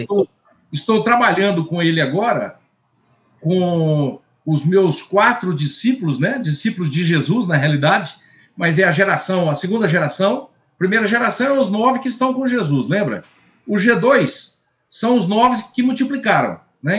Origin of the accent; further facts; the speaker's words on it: Bahia, Brazil; sou da Bahia